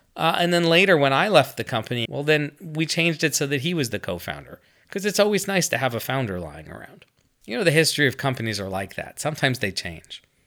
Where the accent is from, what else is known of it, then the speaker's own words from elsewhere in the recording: United States; I'm American